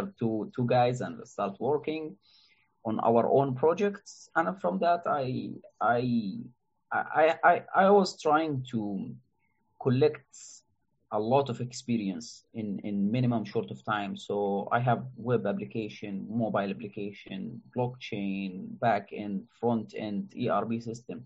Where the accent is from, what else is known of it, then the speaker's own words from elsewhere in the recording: Jordan; I'm from Jordan, a country in the Middle East